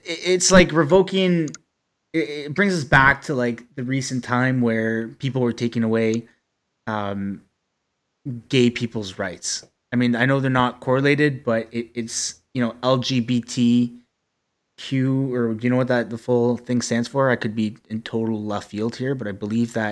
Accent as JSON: {"language": "English", "town": "Ottawa", "region": "Ontario", "country": "Canada", "tie": "born or raised there", "said": "we're childhood friends from Ottawa"}